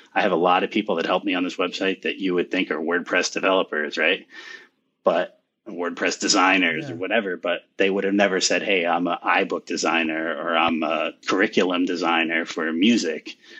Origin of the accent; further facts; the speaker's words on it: United States; my hometown here